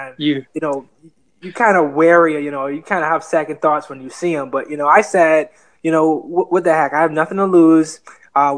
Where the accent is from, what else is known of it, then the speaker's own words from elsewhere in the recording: Nassau, New Providence, Bahamas; moved away; also born or lived in Fort Lauderdale, Florida; I was raised in an island called Nassau, Bahamas, but I was born in Fort Lauderdale, Florida.